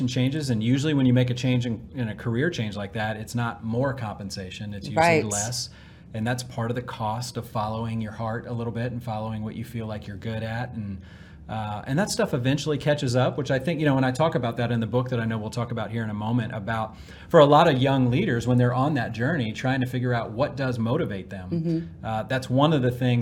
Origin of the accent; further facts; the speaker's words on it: Washington, District of Columbia, United States; moved away as an adult; also born or lived in South Carolina / Atlanta, Georgia; now in Dallas, United States; I was born in the Washington, D.C. area